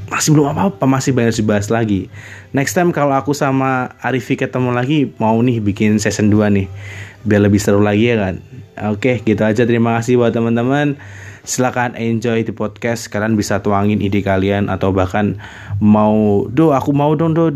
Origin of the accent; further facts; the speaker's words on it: Blitar, East Java, Indonesia; bisa di kota aku sendiri di kota Blitar kemudian lingkungan sekitar pertemanan sekolah